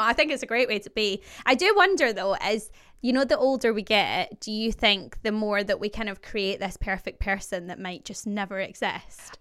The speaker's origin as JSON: {"language": "English", "area": "just outside Glasgow", "region": "Scotland", "country": "United Kingdom", "moved": "yes", "lives_now": "London, United Kingdom", "said": "I'm obviously Scottish. I am from just outside Glasgow, and I now live in London."}